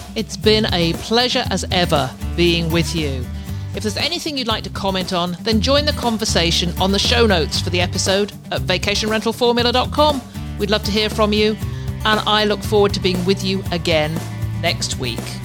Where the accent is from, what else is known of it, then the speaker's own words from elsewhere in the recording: United Kingdom; I'm I'm a Brit- I'm British.